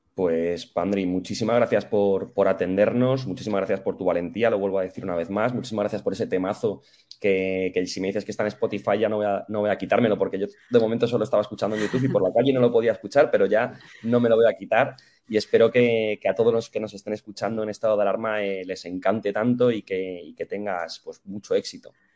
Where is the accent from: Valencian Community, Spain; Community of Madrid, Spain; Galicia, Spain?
Community of Madrid, Spain; Madrid; yo soy del barrio de la Estrella, en Madrid